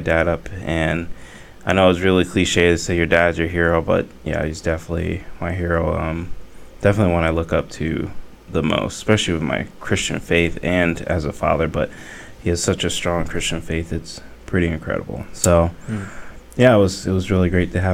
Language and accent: English; Kansas City, Missouri, United States; now in Ohio, United States; I'm from Kansas City